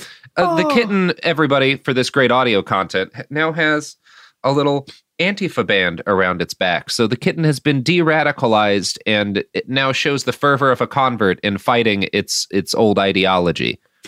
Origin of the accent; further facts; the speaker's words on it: Texas, United States; I grew up in Texas.